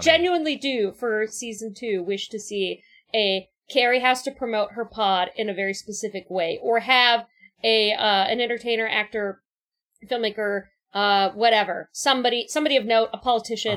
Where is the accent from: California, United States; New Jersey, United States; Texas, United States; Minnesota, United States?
California, United States; Orange County; I grew up in Orange County